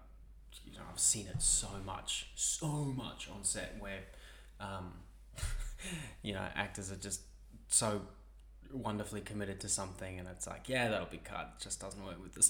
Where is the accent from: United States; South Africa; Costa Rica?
South Africa; now in Australia; I'm South African